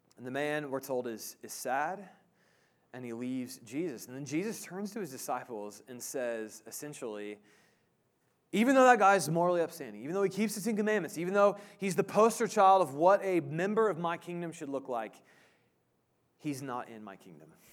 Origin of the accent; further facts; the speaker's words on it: Indiana, Midwest, United States; also born or lived in Illinois; now in Kansas, United States; I grew up in the Midwest, Indiana, Illinois